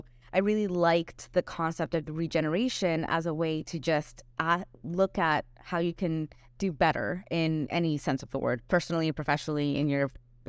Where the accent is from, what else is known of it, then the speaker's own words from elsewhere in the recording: Puerto Ordaz, Bolívar, Venezuela; Well, I grew up in Puerto Ordaz, but I had family all over, so we traveled a bit.